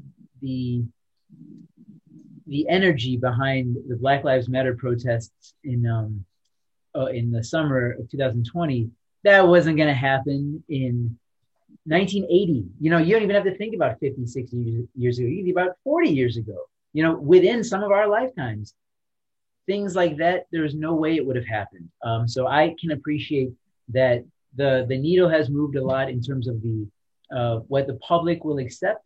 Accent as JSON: {"language": "English", "town": "Chicago", "region": "Illinois", "country": "United States", "also_born_or_lived": "St. Louis / Seattle", "moved": "as an adult", "lives_now": "Miami, United States", "said": "I'm from Chicago, West Side"}